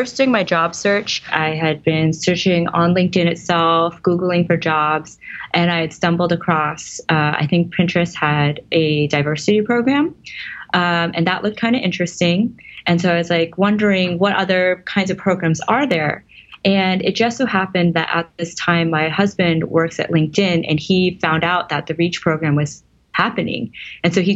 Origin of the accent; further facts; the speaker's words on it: East Coast, United States; now in Silicon Valley, United States; I live in Silicon Valley now. I'm originally from the East Coast.